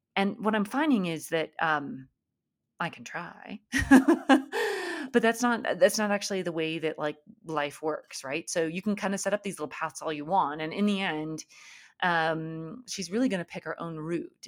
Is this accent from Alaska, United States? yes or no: yes; Alaska, United States; I grew up in Alaska